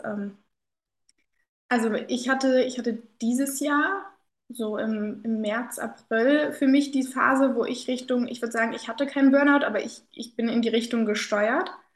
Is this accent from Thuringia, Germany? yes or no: no; Kassel, Hesse, Germany; moved away as an adult; ich war zu Corona-Zeiten dann wieder ähm, in der Heimat hier in Kassel